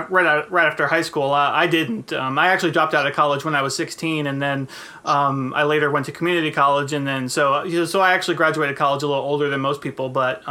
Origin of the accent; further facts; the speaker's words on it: New Jersey, United States; moved away as an adult; also born or lived in Florida; now in California, United States; So I moved back to New Jersey. You know, I'm from New Jersey. I went to school in Florida. And so I moved back to New Jersey